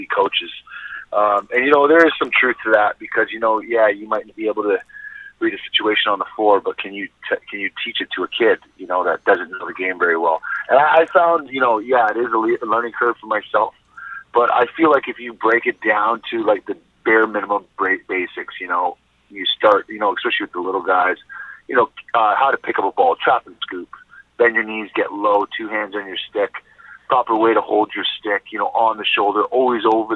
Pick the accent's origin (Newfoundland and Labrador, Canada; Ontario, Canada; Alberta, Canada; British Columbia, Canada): Ontario, Canada; Toronto; moved away; also born or lived in Regina; me growing up in Toronto, it's a pretty big city